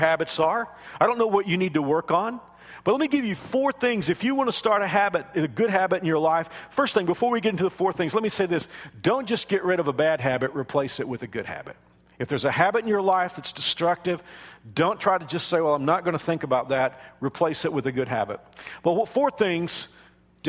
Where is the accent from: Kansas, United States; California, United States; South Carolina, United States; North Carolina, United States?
Kansas, United States; I'm from Kansas